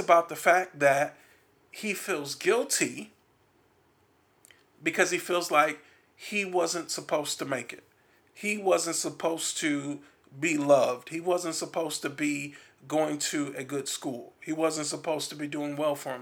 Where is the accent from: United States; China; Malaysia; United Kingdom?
United States; Milwaukee, Wisconsin; In Milwaukee, there's a lot of violence there too